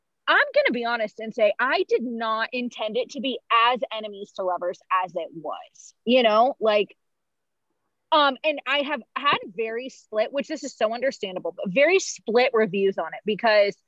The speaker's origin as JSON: {"language": "English", "region": "Oregon", "country": "United States", "said": "I'm from Oregon."}